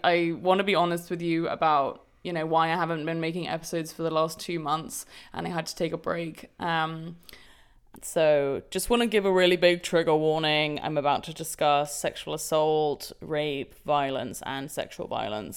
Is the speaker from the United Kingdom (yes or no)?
yes; London, United Kingdom; London, my hometown